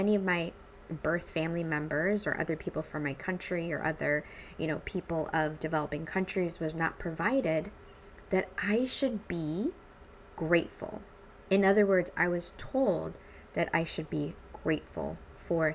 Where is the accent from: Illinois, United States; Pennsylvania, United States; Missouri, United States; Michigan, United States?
Missouri, United States; St. Louis; also born or lived in El Salvador; brought me back to the States, where I was raised in a very suburban part of St. Louis